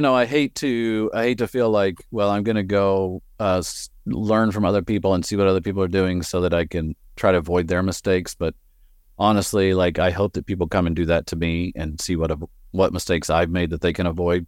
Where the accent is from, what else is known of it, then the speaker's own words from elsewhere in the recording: West Texas, United States; moved away as an adult; now in Portland, United States; I grew up in the plains of West Texas. Uh, you'll probably hear my accent coming through every once in a while